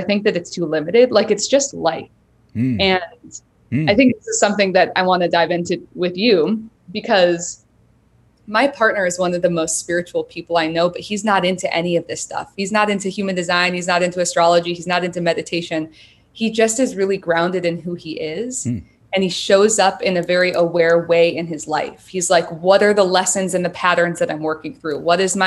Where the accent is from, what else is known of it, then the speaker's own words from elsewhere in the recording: Grand Rapids, Michigan, United States; I was raised in the Midwest in Michigan